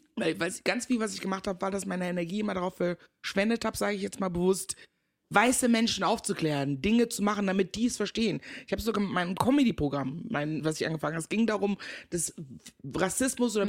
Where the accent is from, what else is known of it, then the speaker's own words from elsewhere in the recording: Meckenheim, North Rhine-Westphalia, Germany; also born or lived in Ghana; Also, ich bin geboren in Ghana, seit meinem vierten Lebensjahr aber in Deutschland. Ich bin in der wunderschönen Stadt Meckenheim bei Bonn groß geworden so NRW e halt, ne?